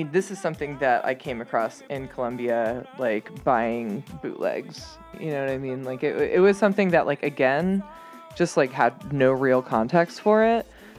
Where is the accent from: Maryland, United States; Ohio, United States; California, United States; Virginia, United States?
Maryland, United States; Kensington; I grew up in Kensington, Maryland, which is like just a couple miles from like the Chevy Chase DC line.